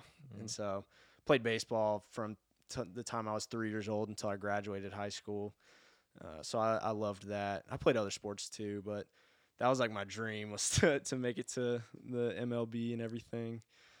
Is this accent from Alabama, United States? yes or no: yes; Birmingham, Alabama, United States; I grew up in Birmingham. I've lived in or around Birmingham in the area my whole life. Went to Pelham and Helena High School, so ended up graduating from Helena High School once it was built over there.